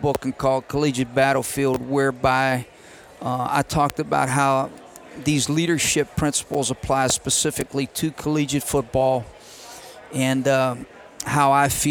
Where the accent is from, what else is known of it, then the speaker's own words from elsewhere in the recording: Pennsylvania, United States; I'm from Pennsylvania, so the things that I treasure most in my life is that where we grew up, my father was my high school coach